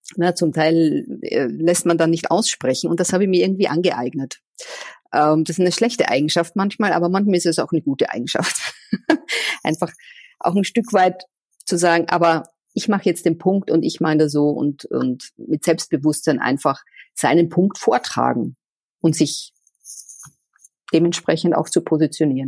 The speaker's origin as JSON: {"language": "German", "country": "Austria", "tie": "born or raised there", "also_born_or_lived": "Vienna, Austria / Switzerland / Czech Republic / Portugal", "moved": "as an adult", "lives_now": "Cologne, Germany", "said": "an meiner Heimat Österreich"}